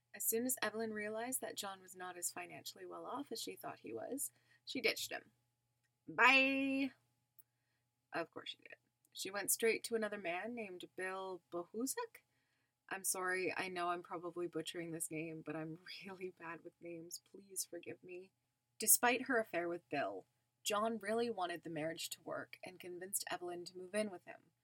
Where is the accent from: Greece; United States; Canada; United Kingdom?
Canada; I'm Canadian